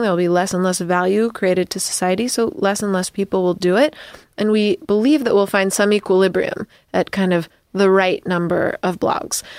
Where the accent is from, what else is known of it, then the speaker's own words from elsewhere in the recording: United States; as an American